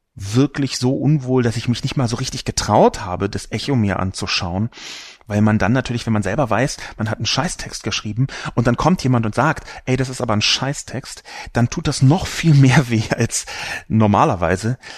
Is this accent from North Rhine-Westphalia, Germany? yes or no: no; Berlin, Germany; Ich bin übrigens auch in Berlin geboren